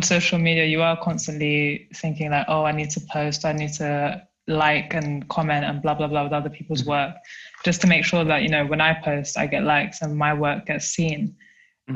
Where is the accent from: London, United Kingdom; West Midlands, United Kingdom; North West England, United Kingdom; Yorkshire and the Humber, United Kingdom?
London, United Kingdom; now in Germany; I am from South London, but I live and work in a small town. Well, actually, it's a city, but it's really small in Germany.